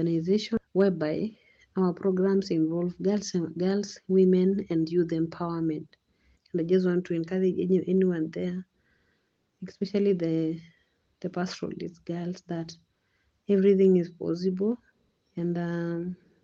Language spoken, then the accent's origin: English; Rombo Ward, Kajiado County, Kenya; from Kajiado South, Rombo Ward